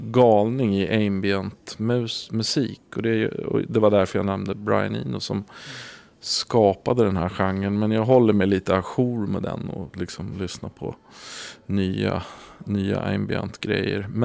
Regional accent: Vallentuna, Stockholm County, Sweden; also born or lived in Gotland; Eh, vi flyttade från Gotland till Vallentuna och eh, det, det, var en tuff klass.

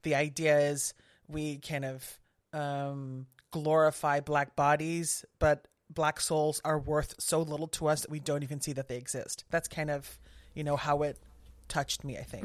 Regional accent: southern Netherlands, Netherlands; I grew up in the Netherlands, in the south of the Netherlands

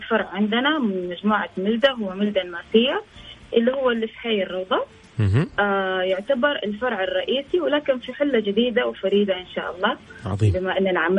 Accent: Saudi Arabia; فانا آه، سعوديه مفتخر فيها

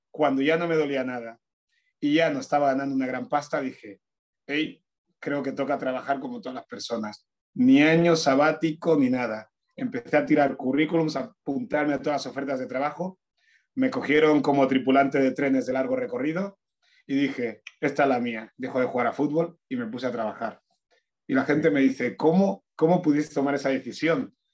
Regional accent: Fuerteventura, Canary Islands, Spain; born or raised there; also born or lived in Añisoc, Equatorial Guinea

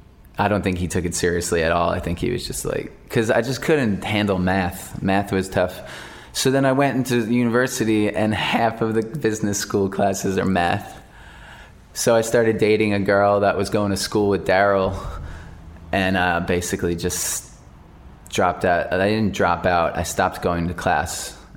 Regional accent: United States; I don't like calling it football because then I feel like a poser because I'm American.

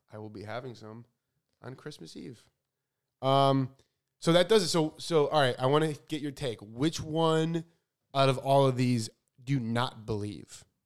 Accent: Chicago, Illinois, United States; so I grew up in Chicago where it is frickin' freezing.

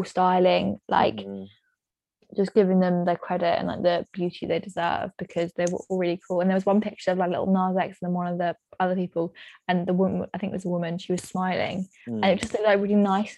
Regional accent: England, United Kingdom; We're English

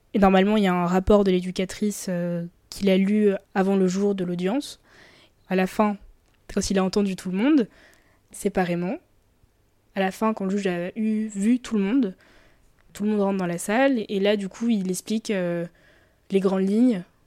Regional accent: Colombes, Île-de-France, France; j'ai grandi euh, à Colombes

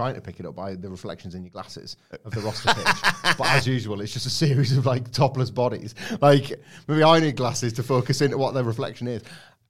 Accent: Preston, North West England, United Kingdom; Even though I'm from Preston

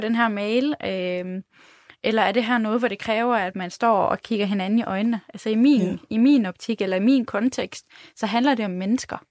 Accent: Denmark

